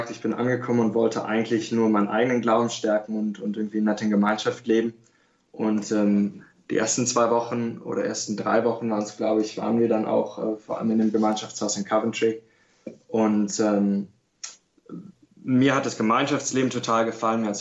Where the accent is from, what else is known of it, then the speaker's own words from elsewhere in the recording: Berlin, Germany; Ja, ähm, ich bin katholisch aufgewachsen in Berlin